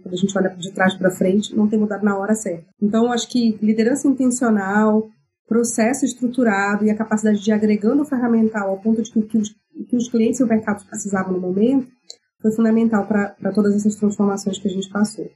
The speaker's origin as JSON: {"language": "Portuguese", "town": "Belém", "region": "Pará", "country": "Brazil", "said": "eu sou paraense, eu venho da Amazônia. Sou de Belém do Pará."}